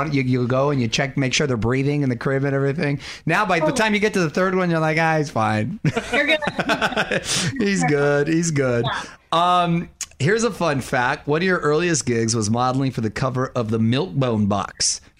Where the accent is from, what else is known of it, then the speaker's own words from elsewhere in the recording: Los Angeles, California, United States; Born and raised in L.A.